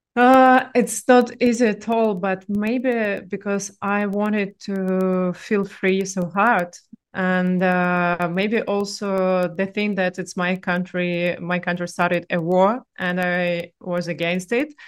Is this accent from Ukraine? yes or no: no; Russia; accent: Russian; English is a second language; moved away as an adult; originally I'm from Russia, but I'm digital nomad with one year of experience